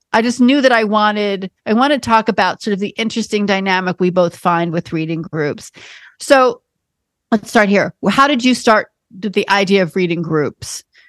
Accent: New York, United States; I'm a born and bred New Yorker

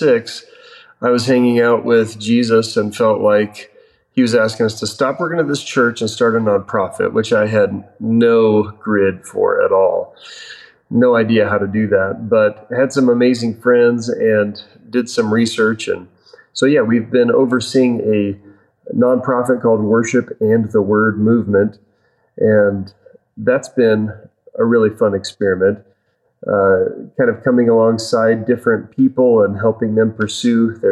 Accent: Colorado, United States; I was born in Colorado. I'm a fourth generation Colorado native

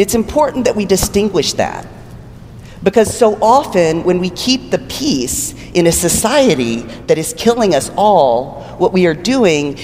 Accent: Texas, United States; born or raised there

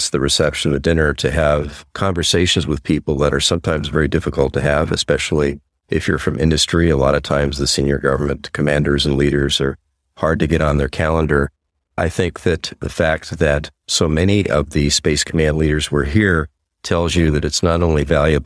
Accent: United States; I'm from the United States

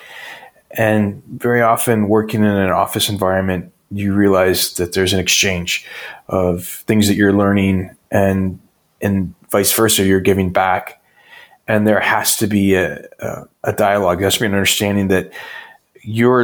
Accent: northern Michigan, United States; also born or lived in Ann Arbor, Michigan; I started out in a really small town and grew up in northern Michigan

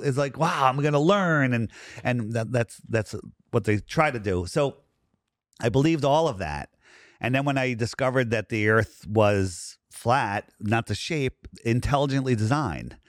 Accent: Fairfield County, Connecticut, United States; I grew up in Fairfield County.

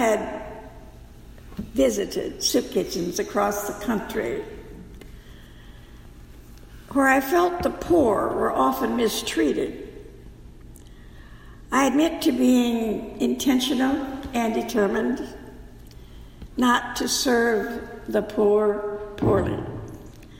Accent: South Dakota, United States; my home state of South Dakota

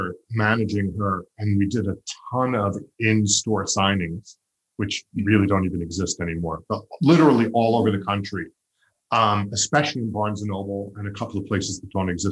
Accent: Long Island, New York, United States; I grew up on Long Island

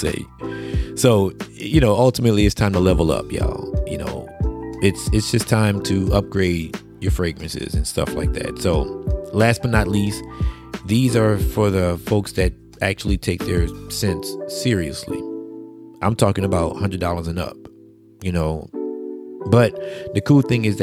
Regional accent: Plaquemine, Louisiana, United States; I'm from Plaquemine, which is not too far from Baton Rouge

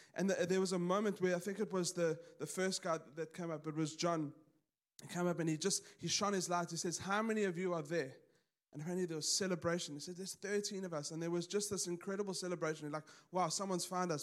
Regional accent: South Africa; moved away; I grew up in South Africa, pretty conservative.

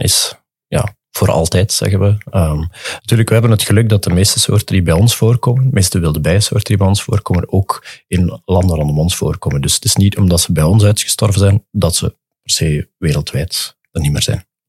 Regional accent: Dender region, Flanders, Belgium; ik ben van de Denderstreek

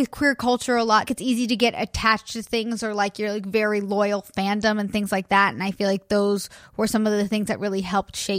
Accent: Los Angeles, California, United States; Being from

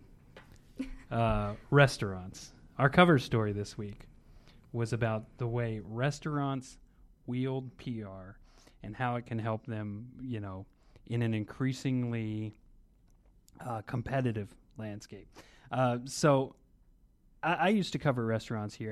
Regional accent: Bardstown, Kentucky, United States; now in Louisville, United States; I'm, I'm from Bardstown, so I'm not from Louisville itself

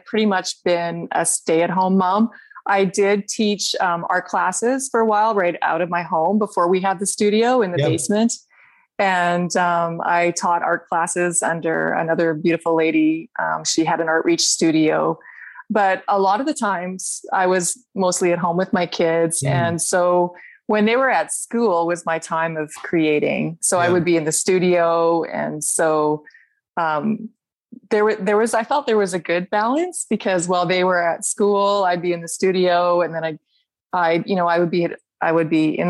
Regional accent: Okotoks, Alberta, Canada; I'm from Okotoks, Alberta

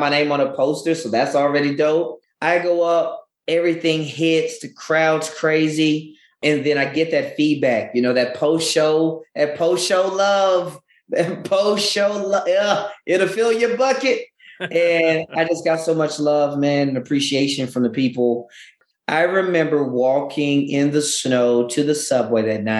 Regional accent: Louisiana, United States; moved away; also born or lived in Denton, Texas / China; I'm originally from Louisiana

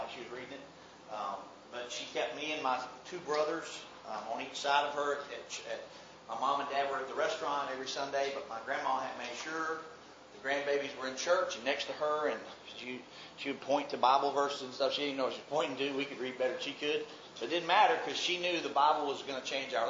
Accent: Mobile, Alabama, United States; also born or lived in Birmingham, Alabama; I grew up here in Mobile, Alabama

